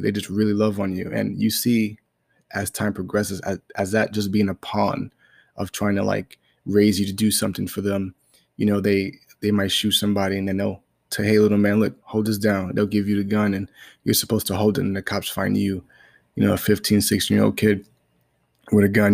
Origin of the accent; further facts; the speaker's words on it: New York City, New York, United States; I was born in Brooklyn, New York, and, you know, I was born to a single mom